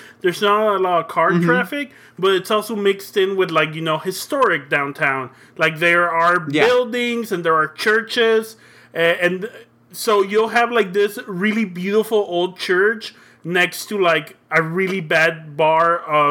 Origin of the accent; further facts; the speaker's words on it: Brownsville, Texas, United States; also born or lived in Matamoros, Mexico; now in San Antonio, United States; Okay, let's be in one of my hometowns, my hometown of Brownsville, before when I moved to the United States, before I came to San Antonio.